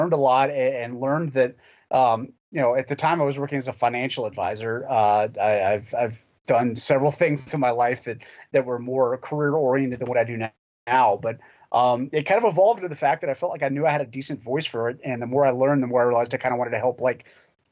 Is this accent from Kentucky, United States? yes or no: yes; Lexington, Kentucky, United States; I grew up in Lexington